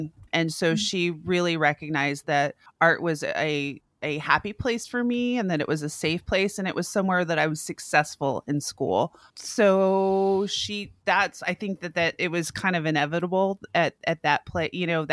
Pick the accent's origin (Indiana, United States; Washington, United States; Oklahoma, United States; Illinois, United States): Oklahoma, United States; moved away as an adult; also born or lived in Colorado; I grew up in Oklahoma, went to college in Colorado